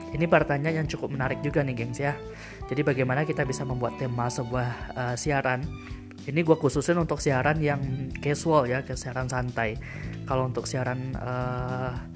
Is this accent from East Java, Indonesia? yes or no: no; Batusangkar, West Sumatra, Indonesia; kota gue ya, kota Batu Sangkar